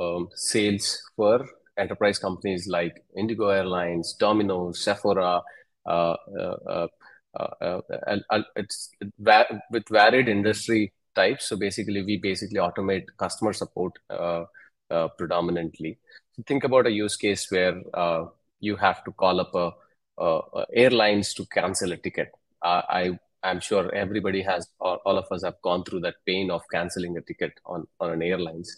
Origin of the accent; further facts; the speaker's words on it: Hyderabad, Telangana, India; I'm from Hyderabad, India, in southern India.